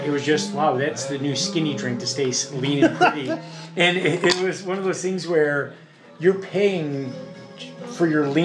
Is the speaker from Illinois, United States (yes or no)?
yes; Chicago, Illinois, United States; now in Palm Springs, United States; Originally Chicago.